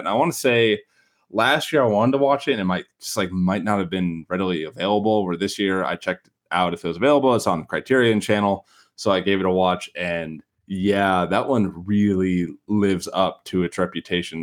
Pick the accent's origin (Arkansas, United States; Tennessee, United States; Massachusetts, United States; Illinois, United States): Illinois, United States; Chicago; accent: Chicago; my Chicago accent